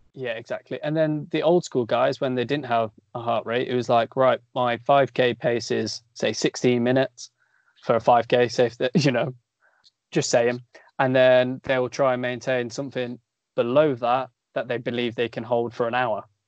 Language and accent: English; Coventry, West Midlands, United Kingdom; I'm from Coventry, we live in Coventry, we train in Coventry